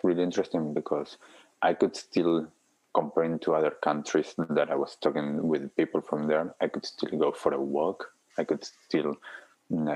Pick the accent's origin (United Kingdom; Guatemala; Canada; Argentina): Argentina; now in Auckland, New Zealand; I'm originally from Argentina, and I have family in Argentina, family around Europe.